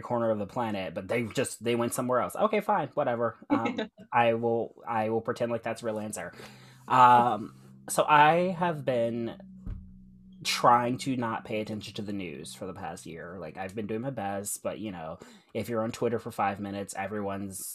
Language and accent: English; Ohio, United States; I'm from Ohio